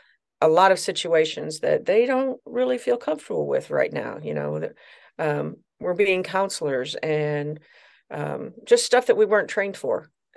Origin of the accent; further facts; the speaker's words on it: Troy, Missouri, United States; I'm actually from St. Louis, Missouri. Well, actually, a little town outside of St. Louis, Missouri, Troy, Missouri.